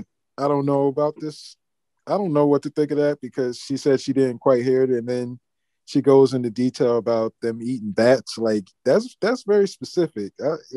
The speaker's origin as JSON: {"language": "English", "country": "United States", "said": "we are the Americans."}